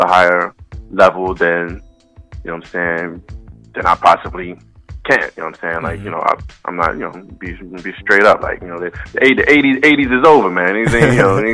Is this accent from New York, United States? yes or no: yes; New York City, New York, United States; moved away; out in BK, man, back in my hometown